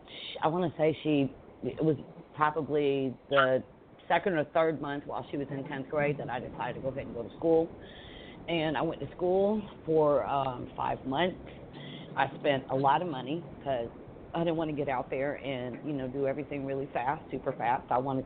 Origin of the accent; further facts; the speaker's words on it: Atlanta, Georgia, United States; Like, I grew up in West End over by the old Kroger on the other side of 285.